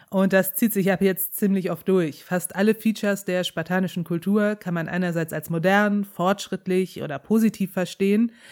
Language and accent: German; Rhineland, Germany; Ich komme aus dem Rheinland, kann ich nicht.